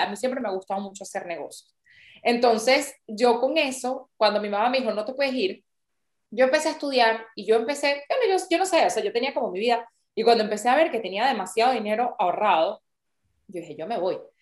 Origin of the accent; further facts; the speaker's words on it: Venezuela; moved away as an adult; also born or lived in New York, United States / Arusha, Tanzania; now in Milan, Italy; soy venezolana, llevo 14 años fuera del país y actualmente vivo en Milán